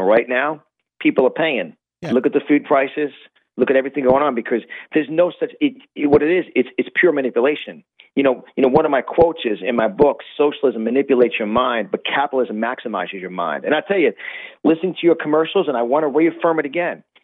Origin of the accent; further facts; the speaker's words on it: New York, United States; moved away as an adult; now in Florida, United States; as you hear from my accent, I'm born and raised in New York, and I live in Florida now.